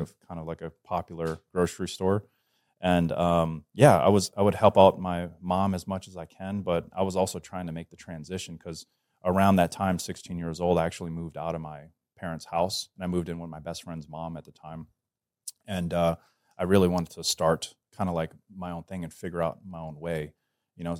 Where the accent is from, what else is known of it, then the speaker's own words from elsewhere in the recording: Metairie, Louisiana, United States; also born or lived in Covington, Louisiana / New Orleans, Louisiana; I'm from New Orleans, Louisiana, you know, small town. Uh, well, New Orleans is not small, but I grew up in the Metairie, Metairie and Kenner area, and my family eventually moved up to Covington